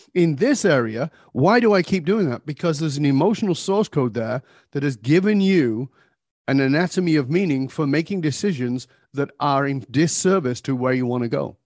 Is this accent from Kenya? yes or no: no; Manchester, North West England, United Kingdom; now in Vancouver, Canada; I was born in Northern England, uh, I've been gone for more than forty years, but I was born in abject poverty